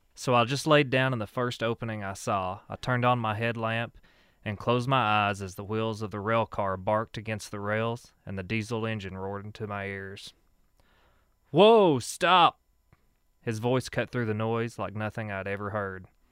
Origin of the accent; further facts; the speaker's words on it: Whitesburg, Kentucky, United States; I grew up here in Letcher County, uh, from Whitesburg, born and raised